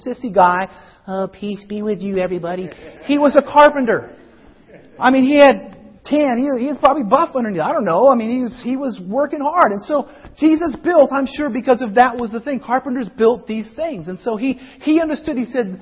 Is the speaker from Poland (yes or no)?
no; Colorado, United States; I grew up in Colorado